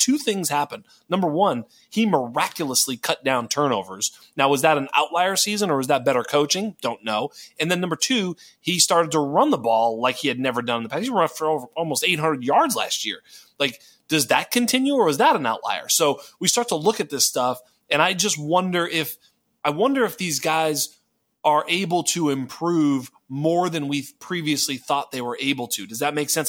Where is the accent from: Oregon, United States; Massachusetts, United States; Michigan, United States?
Massachusetts, United States; near Boston; from near Boston